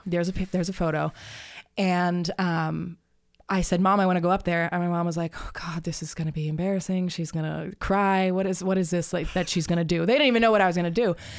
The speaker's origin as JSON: {"language": "English", "town": "Tucson", "region": "Arizona", "country": "United States", "tie": "born or raised there", "lives_now": "Phoenix, United States", "said": "I grew up in Tucson"}